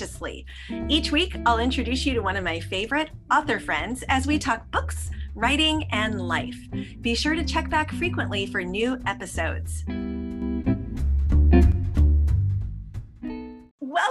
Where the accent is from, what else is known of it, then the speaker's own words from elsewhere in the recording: Nebraska, United States; I grew up in Nebraska